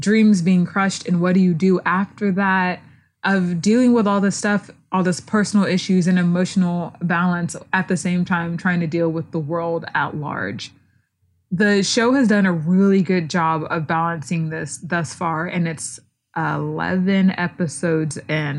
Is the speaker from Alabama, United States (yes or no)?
no; Houston, Texas, United States; I'm from Houston